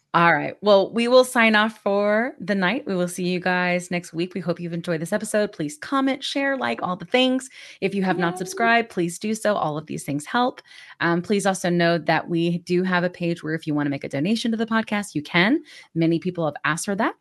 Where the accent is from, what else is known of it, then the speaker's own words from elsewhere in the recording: Georgia, United States; now in Texas, United States; I'm from Georgia.